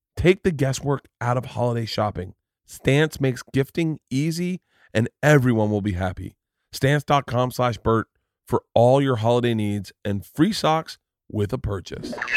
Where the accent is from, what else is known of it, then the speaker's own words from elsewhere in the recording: Florida, United States; now in California, United States; I grew up in Florida.